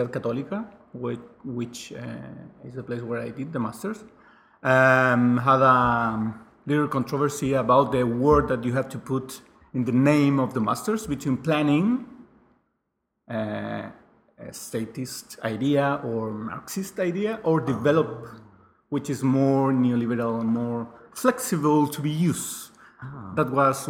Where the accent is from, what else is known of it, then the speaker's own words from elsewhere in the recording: Rancagua, O'Higgins, Chile; English is a second language; moved away as an adult; also born or lived in Valparaíso / Santiago; I was born and raised in a small city, 2,000 inhabitants, in Rancagua, which is like an hour, a little bit more in the south of Santiago